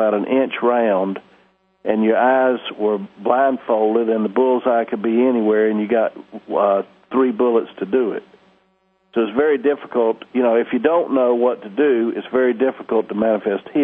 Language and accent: English; Columbia, South Carolina, United States; now in Kauai, United States; I grew up in Columbia, South Carolina, right over there where you are. And I live in Kauai now, out in the Hawaiian Islands